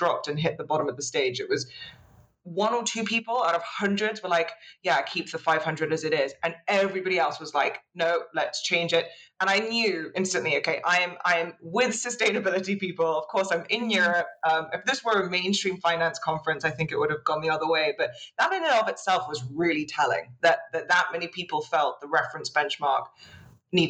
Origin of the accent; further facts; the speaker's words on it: United Kingdom; being British and self-deprecating comes naturally